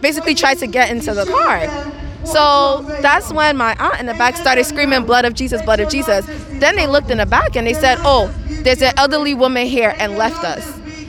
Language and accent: English; United States; being an American-born Nigerian, the blood of Nigeria flows strongly through my veins.